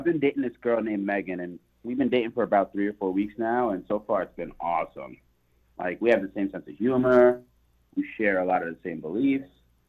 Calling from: Hampton, United States; I'm …, and I'm calling from Hampton.

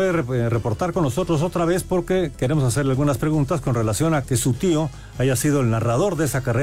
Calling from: Minatitlán, Veracruz, Mexico; Muy buenas noches … de Minatitlán, Veracruz. Saludos para todos.

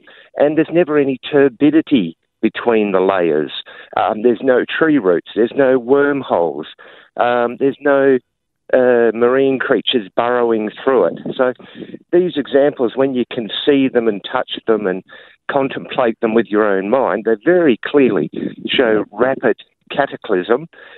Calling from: Albany, Western Australia, Australia; I'm calling from Albany, WA

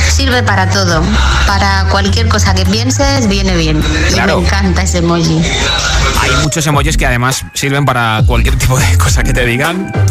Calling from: Valencia, Valencian Community, Spain; Hola, buenas tardes, Josué. … de Valencia.

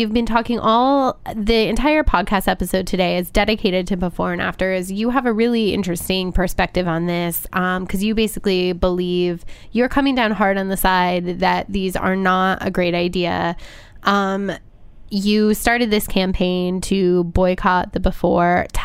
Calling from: New Jersey, United States; I am calling from New Jersey. From oh, right across the right across the river.

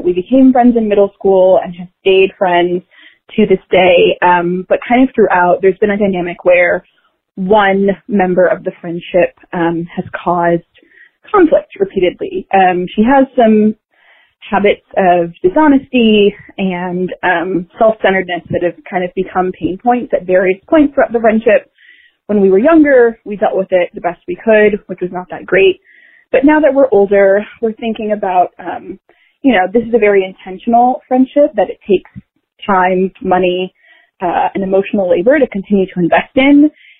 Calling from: San Francisco, California, United States; I'm calling from San Francisco.

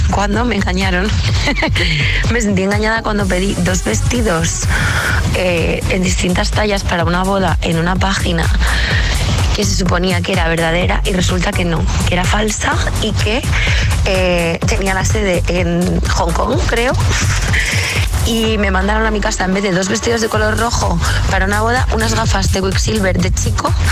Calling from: Madrid, Community of Madrid, Spain; Buenos días, agitadores. … de Madrid.

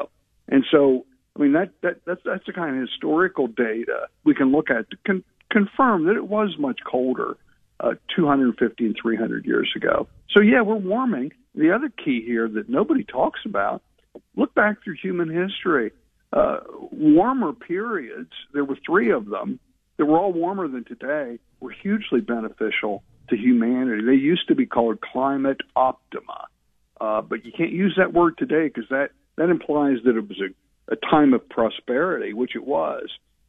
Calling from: Arlington, Virginia, United States; I'm calling you from Arlington, Virginia today.

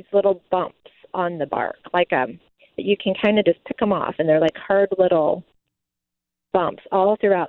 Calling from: Chesterfield, United States; I'm calling from Chesterfield, and I have a question.

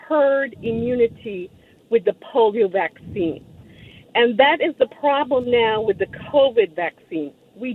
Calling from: Houston, Texas, United States; I am a registered nurse. I'm calling from Houston, Texas.

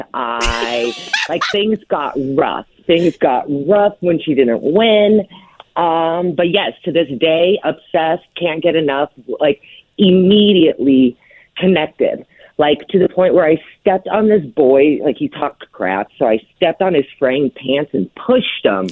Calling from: Los Angeles, California, United States; Los Angeles

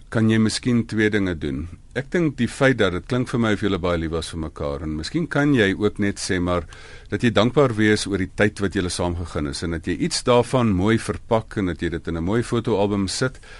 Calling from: Pretoria, Gauteng, South Africa; van Pretoria.

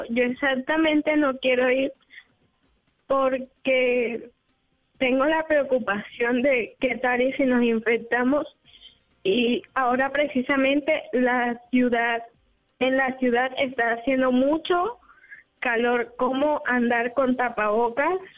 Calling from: Cartagena, Bolívar, Colombia

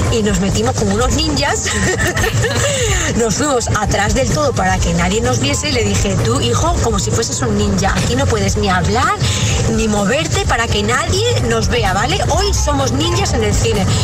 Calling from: Alcalá de Henares, Community of Madrid, Spain; Buenos días … de Alcalá de Henares

